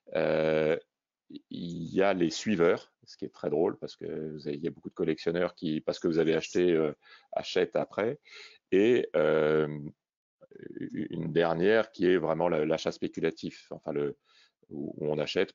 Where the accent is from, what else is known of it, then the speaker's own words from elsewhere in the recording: Réunion; je suis originaire de La Réunion